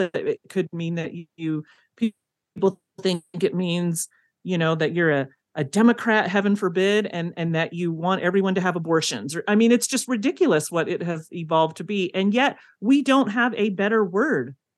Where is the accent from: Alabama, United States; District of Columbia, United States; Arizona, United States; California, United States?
California, United States; moved away as an adult; now in Provo, United States; I come from California, but I haven't lived there since I was eighteen